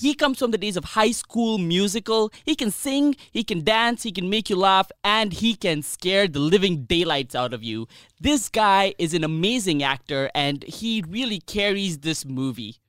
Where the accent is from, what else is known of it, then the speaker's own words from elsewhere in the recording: India; as an Indian